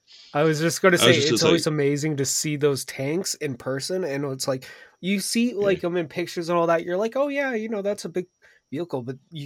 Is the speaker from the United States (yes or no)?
no; Canada; As a Canadian